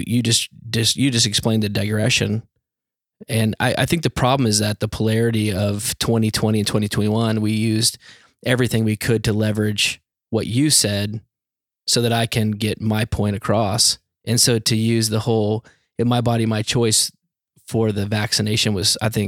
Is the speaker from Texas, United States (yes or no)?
yes; Dallas, Texas, United States; moved away as an adult; also born or lived in Arizona; now in Orange County, California, United States; I grew up in Dallas